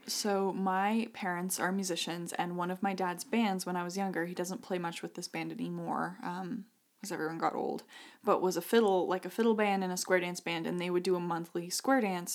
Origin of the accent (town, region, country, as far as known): Idaho, United States; born or raised there; moved away; also born or lived in Connecticut